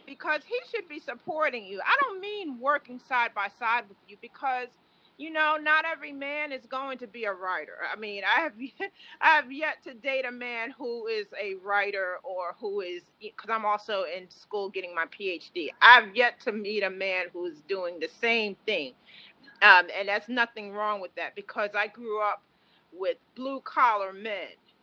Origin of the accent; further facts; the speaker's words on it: New York, United States; moved away; also born or lived in Maryland; I'm from New York, but I was living in Maryland